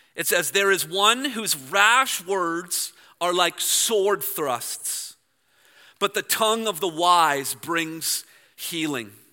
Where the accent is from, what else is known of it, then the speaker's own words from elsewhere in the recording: Toronto, Ontario, Canada; I'm from Toronto